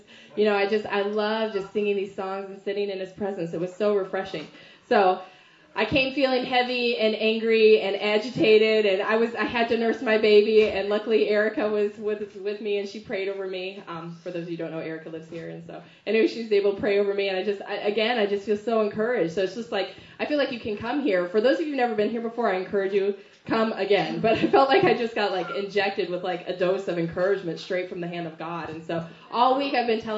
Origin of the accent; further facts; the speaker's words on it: the South, United States; moved away; when I'm from the South